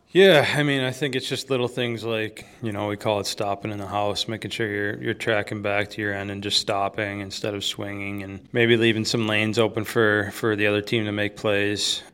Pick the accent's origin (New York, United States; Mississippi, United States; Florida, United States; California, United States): New York, United States; Buffalo; moved away; also born or lived in Michigan; I grew up in Buffalo, too